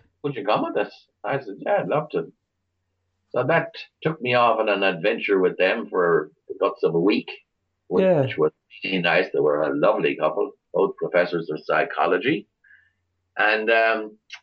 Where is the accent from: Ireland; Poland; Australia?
Ireland; Galway, Connacht; accent: Irish; now in Kinvara, Ireland; I was born and reared in Salt Hill, which is the seaside end of Galway City